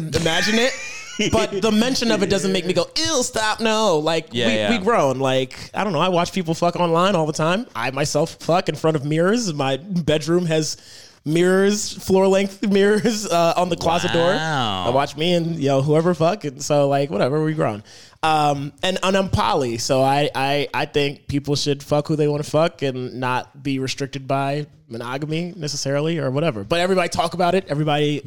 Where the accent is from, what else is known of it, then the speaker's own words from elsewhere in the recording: Hyattsville, Maryland, United States; also born or lived in Silver Spring, Maryland; when I was three, then my parents moved us to Hyattsville in PG County